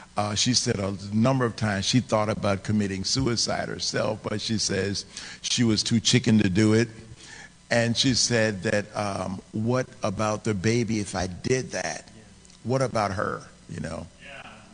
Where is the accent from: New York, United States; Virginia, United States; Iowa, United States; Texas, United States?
Virginia, United States; I was raised in Virginia, and so that's where that's where my address was